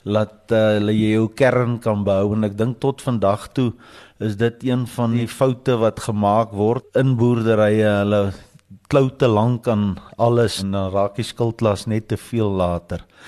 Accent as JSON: {"language": "Afrikaans", "town": "Potchefstroom", "region": "North West", "country": "South Africa", "tie": "born or raised there", "said": "ek is daarom in die dorp gebore."}